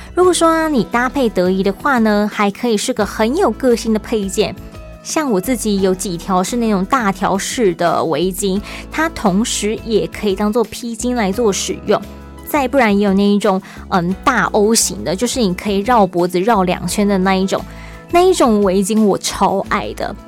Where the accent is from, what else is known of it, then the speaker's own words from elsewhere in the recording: Taipei, Taiwan; now in Taichung, Taiwan; 在台中久了之后，偶尔回去一下台北